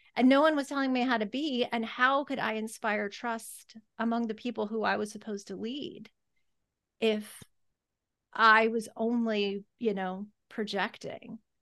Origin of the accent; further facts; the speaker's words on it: the South, United States; growing up in the South